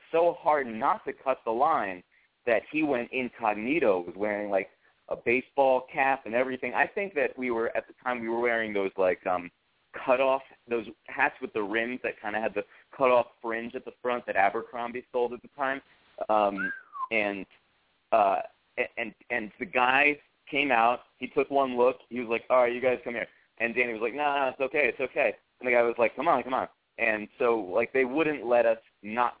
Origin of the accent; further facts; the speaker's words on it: New Haven, Connecticut, United States; New Haven, my hometown